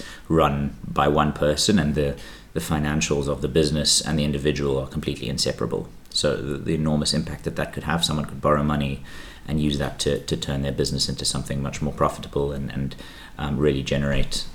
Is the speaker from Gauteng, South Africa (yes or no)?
yes; Johannesburg, Gauteng, South Africa; moved away as an adult; now in Barcelona, Spain; I was born in Johannesburg, in South Africa. I went to school there, lived there my whole life